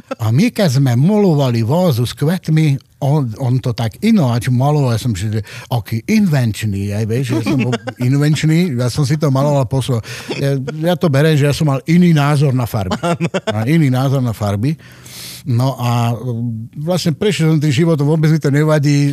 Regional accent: Kremnica, Banská Bystrica Region, Slovakia; Ja som rodený kremničan, som sa narodil v Kremnici v máji 57

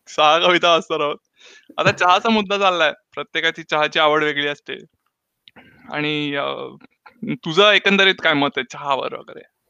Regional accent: Pune, Maharashtra, India; moved away; मी पुण्याचा

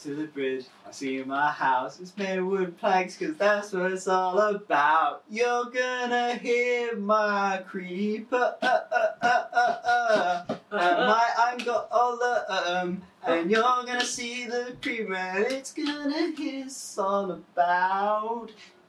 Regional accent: Stratford, United Kingdom; I'm from Stratford.

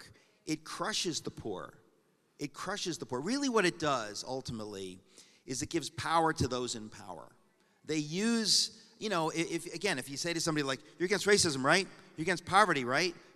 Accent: Danbury, Connecticut, United States; I grew up in Danbury, Connecticut. It's my hometown

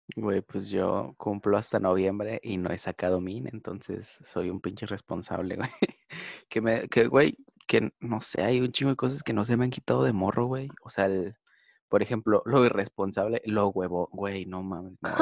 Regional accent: Monterrey, Nuevo León, Mexico; soy de Monterrey

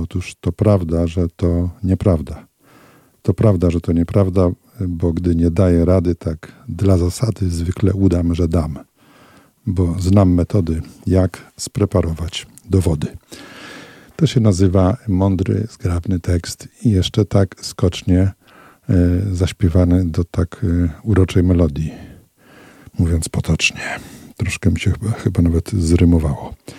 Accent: Radom, Masovian Voivodeship, Poland; moved away as an adult; now in Olsztyn, Poland; Ja pochodzę z Radomia

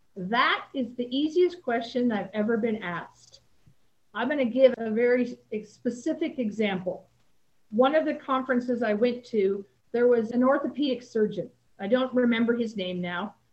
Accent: Salinas, California, United States; my hometown

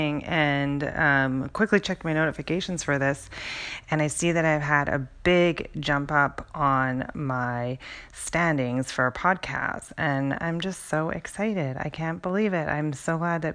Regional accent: Canada; now in Seattle, United States; I grew up in Canada and grew up around hockey.

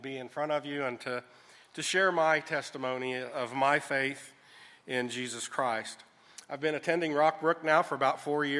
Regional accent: Jacksonville, Florida, United States; born there; I was born in Jacksonville, Florida, at the Naval Air Station, August 17th, 1957.

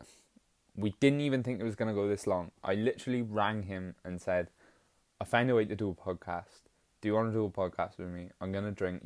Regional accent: Welsh, Wales, United Kingdom; We're just Welsh.

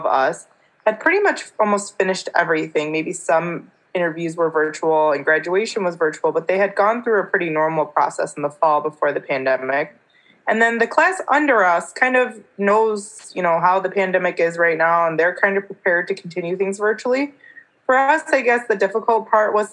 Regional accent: Michigan, United States; I'm a kind of a Michigander for life

